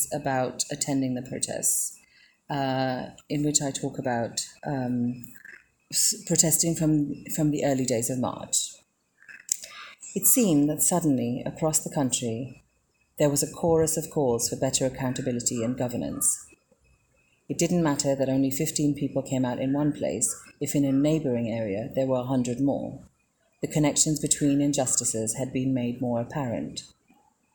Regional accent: Sri Lanka

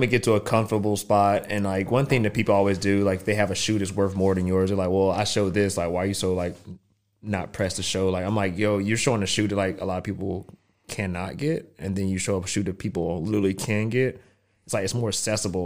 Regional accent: North Carolina, United States; moved away; growing up in North Carolina

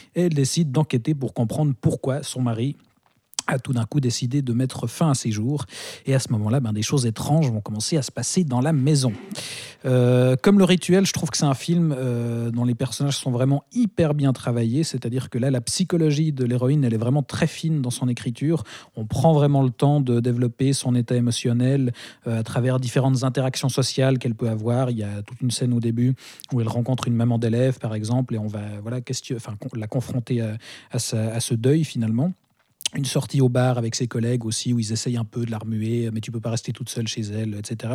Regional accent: Switzerland; chez nous en Suisse

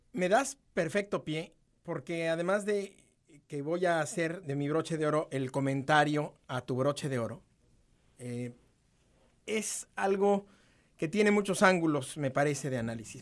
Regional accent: Mexico; somos los mexicanos

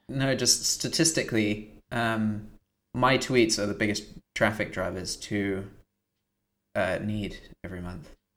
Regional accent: United Kingdom; moved away; also born or lived in United States; I didn't renew my British passport.

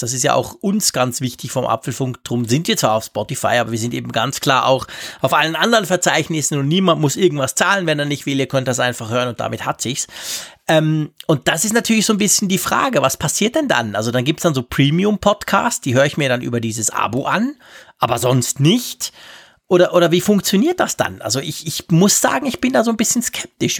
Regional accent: Switzerland; Gerade als Schweizer

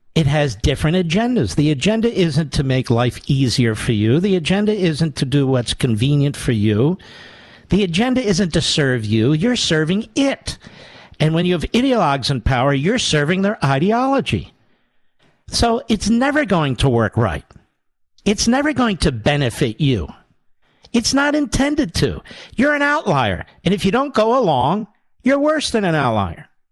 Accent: Pennsylvania, United States; I'm from Pennsylvania, yes. I've spent more time in Pennsylvania than he has.

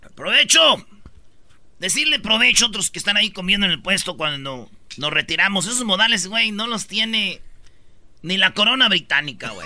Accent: Mexico; now in United States

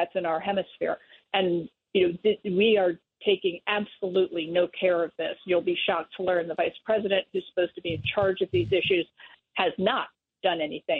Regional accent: Pennsylvania, United States; my state of Pennsylvania

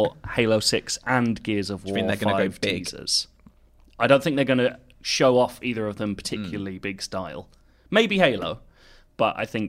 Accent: London, United Kingdom; I'm a Londoner.

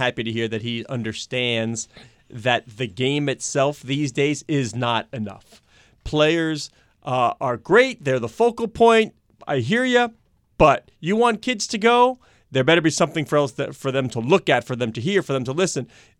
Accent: United States; I'm typically American that way.

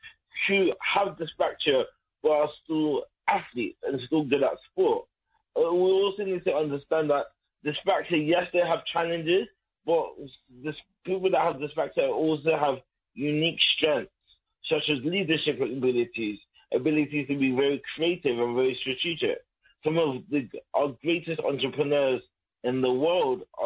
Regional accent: London, United Kingdom; born and raised in London

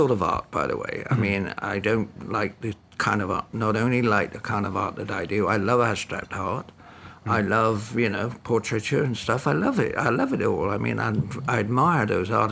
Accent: Portsmouth, South East England, United Kingdom; I was born in Portsmouth in England, which is the largest naval port in Britain.

